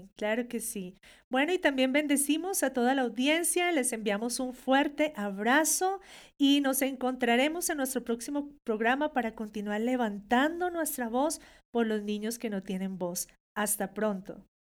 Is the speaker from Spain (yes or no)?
no; Colombia; como una hija de Dios que nació en Colombia